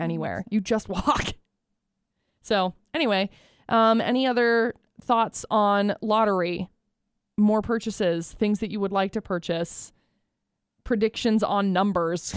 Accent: Utah, United States; moved away as an adult; growing up in Utah, we don't have a lottery and I didn't grow up playing it

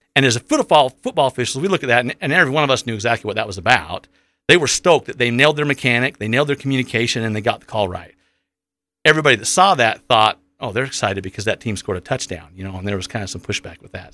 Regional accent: Providence, Utah, United States; I'm from Providence, so born and raised here in the Valley.

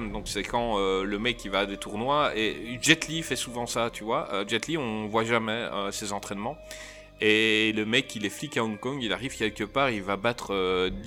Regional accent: Marseille, Provence-Alpes-Côte d'Azur, France; je suis marseillaise.

